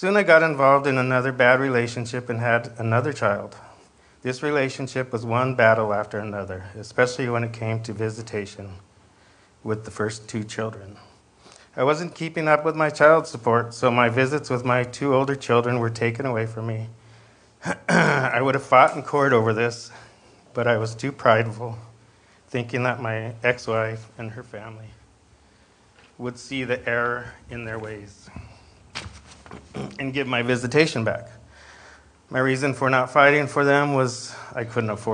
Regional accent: Escondido, California, United States; I was born and raised in Escondido with four siblings.

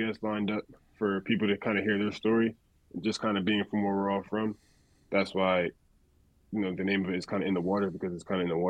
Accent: Beacon, New York, United States; growing up in Beacon

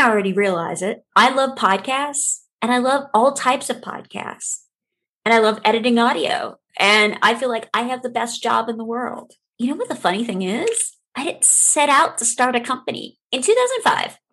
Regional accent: New Orleans, Louisiana, United States; now in North Iowa, United States; I was born and raised in New Orleans, Louisiana

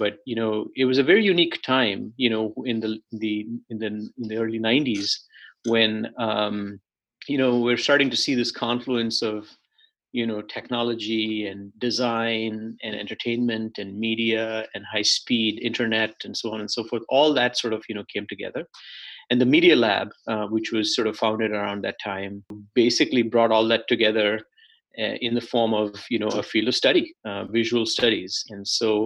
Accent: India; moved away as an adult; also born or lived in Chennai; now in United States; I grew up in India. I was born in a city that's now called Chennai. And I grew up, you know, a few different cities.

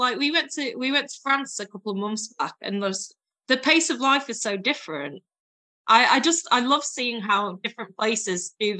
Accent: Yorkshire and the Humber, United Kingdom; also born or lived in Leeds; now in Wirral, United Kingdom; As someone from Yorkshire, I've heard my fair share of flat caps and whippets. I do though very much fit the tight Yorkshire woman.

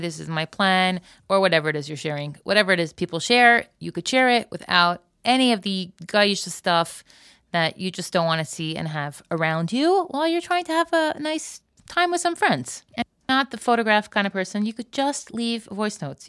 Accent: Florida, United States; now in Israel; I grew up in Florida and I live in Israel

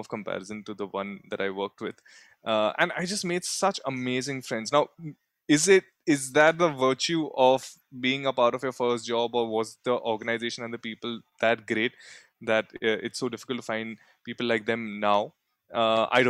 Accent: Mumbai, Maharashtra, India; also born or lived in Surat, Gujarat; I was born in Surat, Gujarat. And then, yeah, grew up the rest of my life till now in Bombay

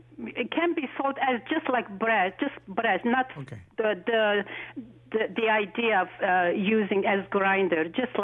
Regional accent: Aleppo, Aleppo Governorate, Syria; now in Toronto, Canada; I'm originally from Aleppo, Syria.

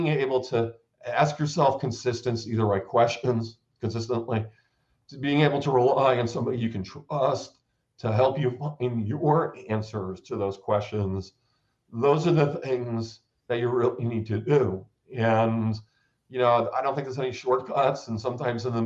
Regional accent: New Jersey, United States; I grew up in New Jersey

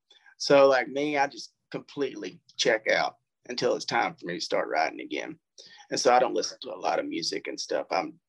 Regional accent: Natchez, Mississippi, United States; It's like, oh, really? I'm from Natchez, man. You got to pop daylight back there.

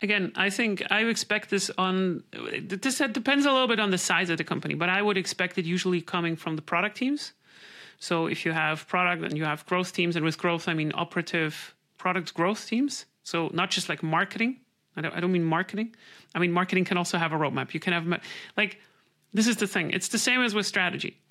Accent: Switzerland; I'm from Switzerland

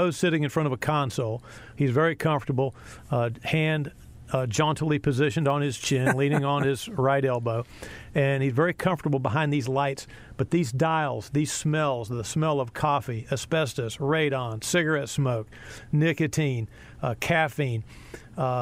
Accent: Chapel Hill, North Carolina, United States; growing up in Chapel Hill

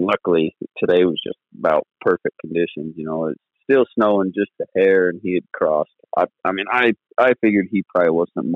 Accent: Southern Utah, United States; I'm from Southern Utah and been running dogs for about 16 years now

